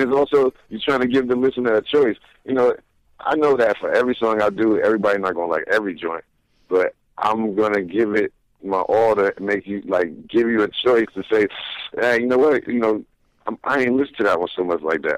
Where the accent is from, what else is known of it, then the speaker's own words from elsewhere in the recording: New Jersey, United States; we from Jersey